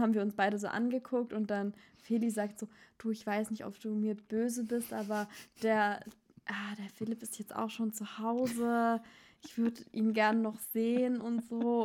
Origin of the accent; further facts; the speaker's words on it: Baden-Württemberg, Germany; now in Berlin, Germany; ich bin keine Schwäbin, ich bin Badnerin.